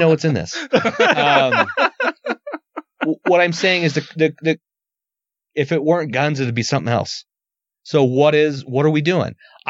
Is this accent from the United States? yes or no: yes; United States; I'm an American.